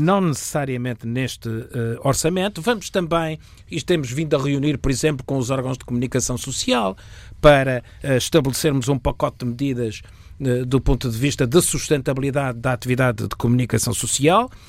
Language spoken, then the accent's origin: Portuguese; Portugal